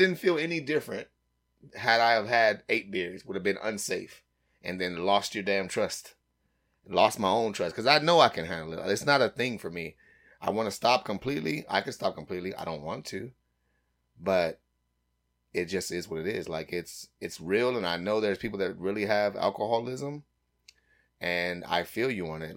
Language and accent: English; United States; I'm totally American.